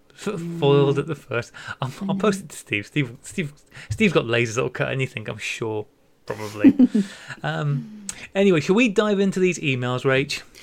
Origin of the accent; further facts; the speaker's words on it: United Kingdom; being British